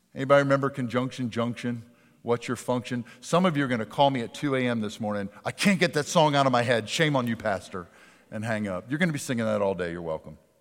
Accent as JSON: {"language": "English", "region": "Pennsylvania", "country": "United States", "tie": "born or raised there", "moved": "yes", "said": "my hometown of Pennsylvania"}